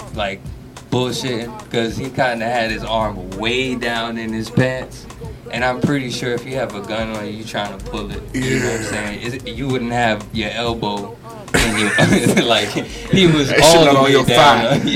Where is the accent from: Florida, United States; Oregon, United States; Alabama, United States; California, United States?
Florida, United States; I'm from Florida. I've been in Florida long enough